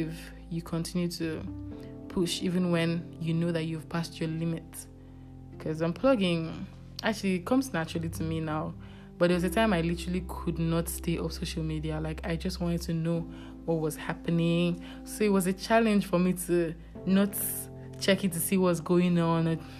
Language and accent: English; Nigeria; being a Nigerian